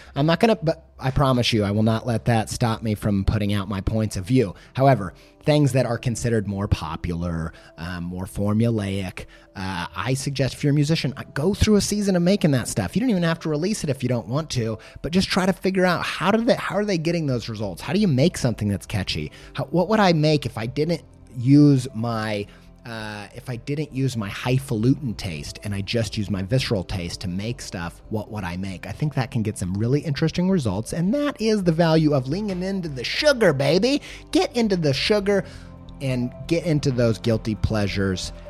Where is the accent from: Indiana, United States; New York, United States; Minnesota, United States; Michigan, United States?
Indiana, United States; I'm from Indiana